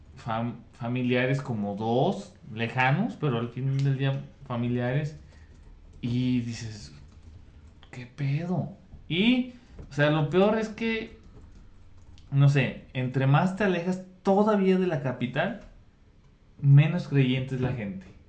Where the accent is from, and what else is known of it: Mexico